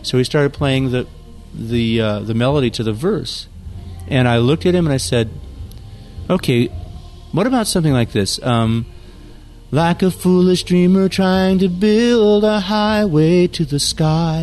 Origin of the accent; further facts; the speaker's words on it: San Jose, California, United States; my hometown, San Jose, California.